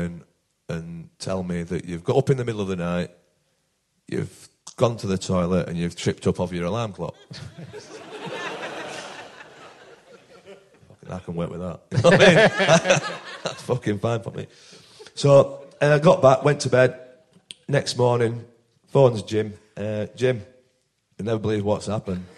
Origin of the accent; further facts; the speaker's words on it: Barnsley, Yorkshire and the Humber, United Kingdom; I'm from Barnsley here